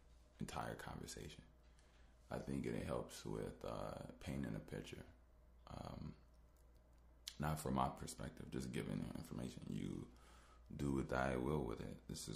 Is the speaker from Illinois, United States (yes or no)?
yes; Chicago, Illinois, United States; I'm from Chicago. I was born in 1990.